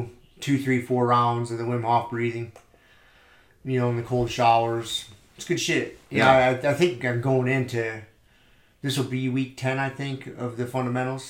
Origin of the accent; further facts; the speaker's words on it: Michigan, United States; moved away; I was born and raised in Michigan.